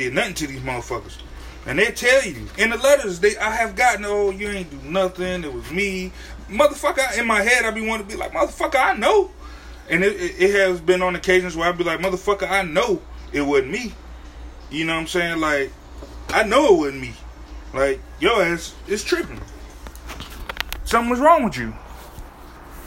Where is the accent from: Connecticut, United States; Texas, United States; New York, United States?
Connecticut, United States; moved away; I'm on a vacation in my hometown of Connecticut.